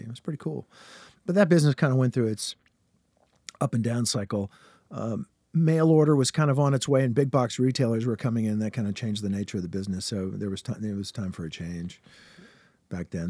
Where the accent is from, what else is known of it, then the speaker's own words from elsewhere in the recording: Richmond, Virginia, United States; I'm from Richmond, Virginia is my hometown